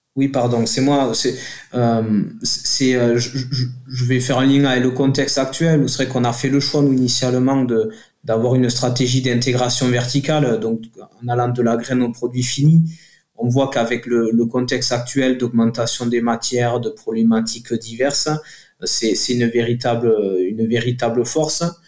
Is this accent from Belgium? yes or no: no; south of Toulouse, Occitania, France; accent: southern; on est au sud de Toulouse, ça s'entend avec mon accent